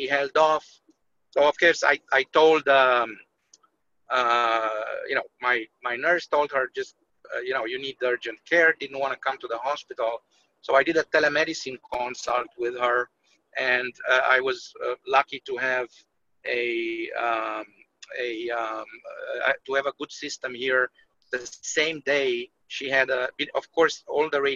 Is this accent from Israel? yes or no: no; Romania; now in United States; I'm from Romania